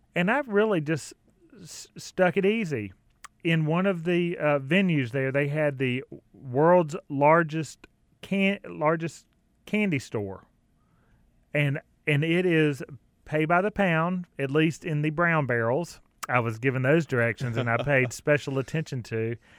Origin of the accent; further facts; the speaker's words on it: Clover, South Carolina, United States; I grew up in South Carolina, just across the border. Clover, South Carolina is my town